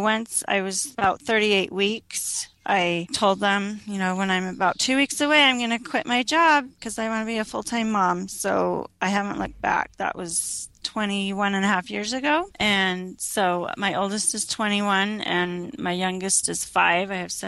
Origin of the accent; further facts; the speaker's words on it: Utah, United States; also born or lived in Arizona / Michigan / Illinois / New York; I was born in Arizona, lived in Michigan, Illinois, New York, and then my dad's a professor at BYU, so we settled in Utah when I was in fourth grade, and so I finished out my public school years in Utah